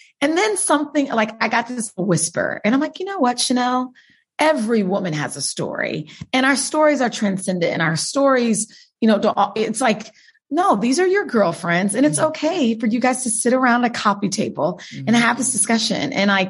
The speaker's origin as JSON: {"language": "English", "town": "Wichita", "region": "Kansas", "country": "United States", "tie": "born or raised there", "said": "Wichita, Kansas."}